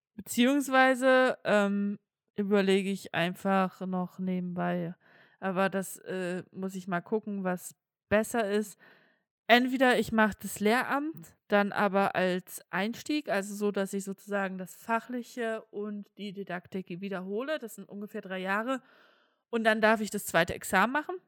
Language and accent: German; Saxony, Germany; Ich komme aus Sachsen